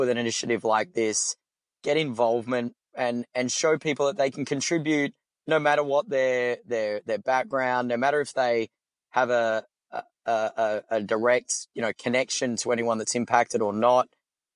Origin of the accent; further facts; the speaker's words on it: Perth, Western Australia, Australia; moved away as an adult; now in Austin, United States; I'm from Perth.